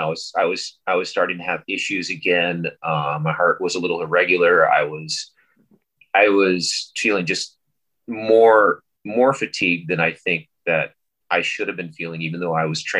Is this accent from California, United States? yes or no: yes; California, United States; moved away as an adult; also born or lived in San Luis Obispo, California; now in Hawaii, United States; I grew up in California